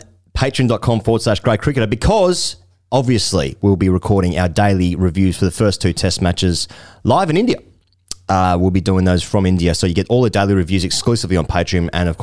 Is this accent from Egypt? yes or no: no; Australia; I'm Australian